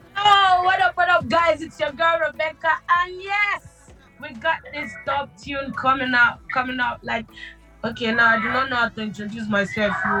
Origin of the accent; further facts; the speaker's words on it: Lagos, Nigeria; I was born in Lagos. Mm-hmm. I'm from Lagos State, but I'm half people, a little Jamaican blood in me.